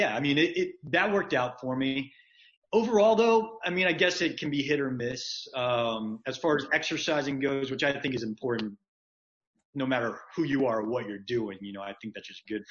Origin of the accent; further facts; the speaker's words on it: Marietta, Georgia, United States; moved away as an adult; also born or lived in Atlanta, Georgia / Mississippi / Los Angeles; I was born in Marietta, Georgia